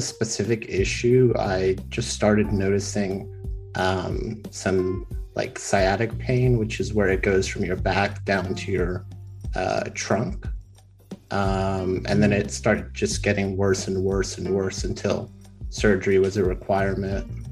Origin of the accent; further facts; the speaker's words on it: Texas, United States; I'm from the great state of Texas